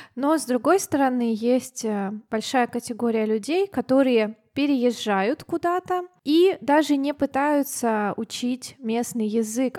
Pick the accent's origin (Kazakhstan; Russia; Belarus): Russia; Siberia; also born or lived in Thailand; я из Сибири